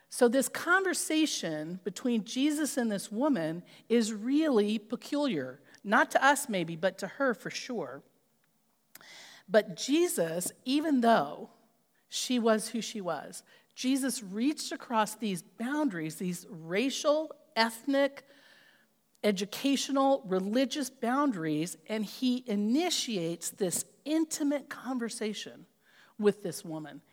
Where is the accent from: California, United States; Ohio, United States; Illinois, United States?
California, United States; I grew up in California